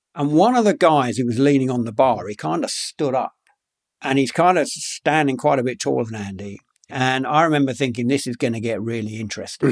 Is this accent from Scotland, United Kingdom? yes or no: no; London, United Kingdom; I grew up in London, by the way, but um, uh, in a pretty rough part of London